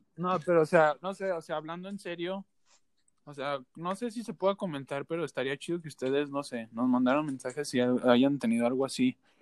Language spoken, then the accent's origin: Spanish; Aguascalientes, Mexico; nosotros tres somos de Aguascalientes